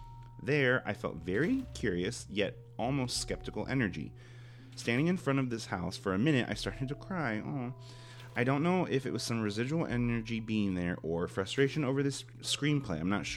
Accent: New York, United States; also born or lived in Los Angeles; As a New Yorker, when I lived in LA, I didn't drive

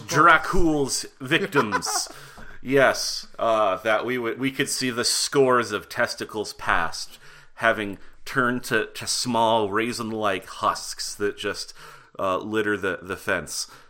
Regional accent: Butte, Montana, United States; moved away; I'm from Butte, Montana

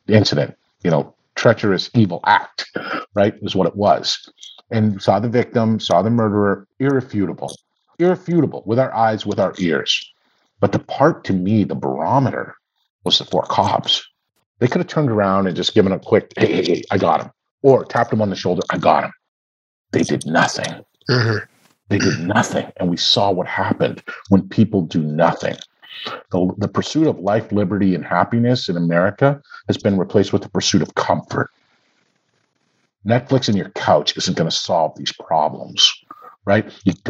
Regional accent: Canada; now in United States; I've had some of it because I grew up in Canada, right?

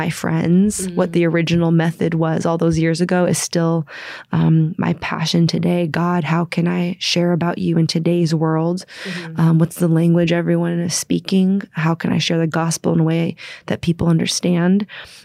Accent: San Francisco, California, United States; I'm originally from San Francisco

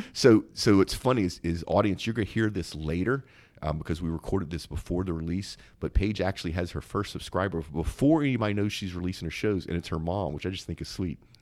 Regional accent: Zachary, Louisiana, United States; I'm from a town called Zachary

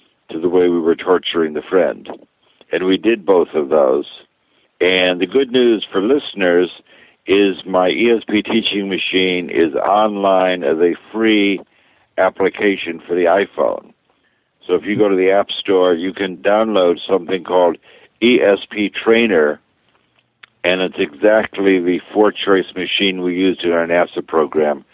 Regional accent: New York, United States; I grew up in New York doing magic on the stage.

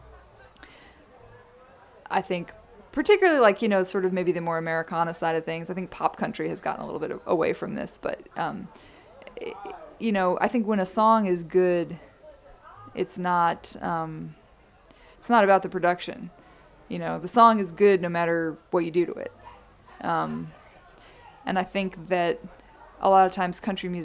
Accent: New York, United States; moved away; I'm from New York

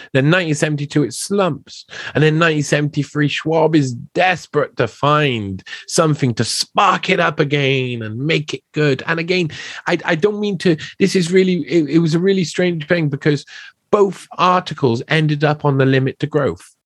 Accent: Wales, United Kingdom; I come from Wales

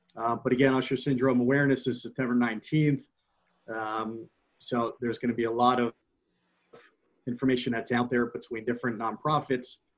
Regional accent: West Caldwell, New Jersey, United States; I grew up in West Caldwell.

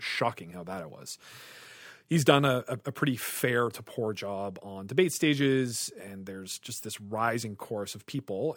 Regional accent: Canada; as a Canadian

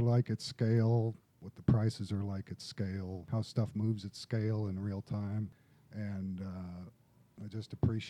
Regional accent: West Tennessee, United States; I'm from West Tennessee.

